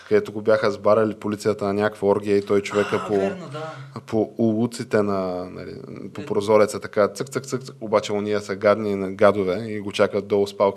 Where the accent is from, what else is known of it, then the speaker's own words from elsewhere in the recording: Bulgaria; Ние сме българи